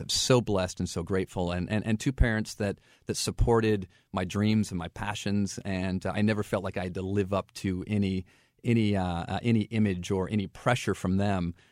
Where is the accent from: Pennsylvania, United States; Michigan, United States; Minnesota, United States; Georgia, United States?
Michigan, United States; Flint; moved away as an adult; also born or lived in St. Louis; now in Florida, United States; I grew up in Flint, Michigan, and interestingly enough, um, I grew up there in the eighties